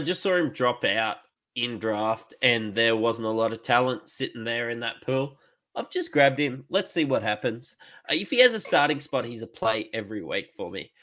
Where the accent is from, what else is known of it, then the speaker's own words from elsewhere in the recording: Queensland, Australia; I'm a Queenslander